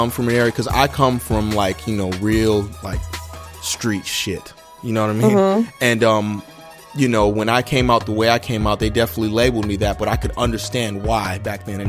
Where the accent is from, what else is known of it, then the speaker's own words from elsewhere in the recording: Charleston, South Carolina, United States; moved away as an adult; I'm from Charleston. Charleston, they have their own dialect, that Geechee language, all that stuff like that.